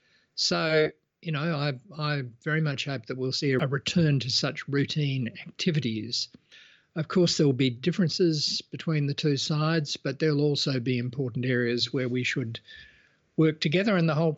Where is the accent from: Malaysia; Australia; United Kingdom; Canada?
Australia